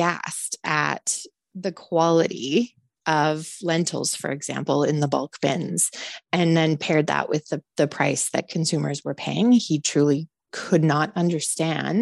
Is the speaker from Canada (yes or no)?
yes; Calgary, Alberta, Canada; I grew up in the prairies. I grew up very connected to the agricultural community, even though I am from Calgary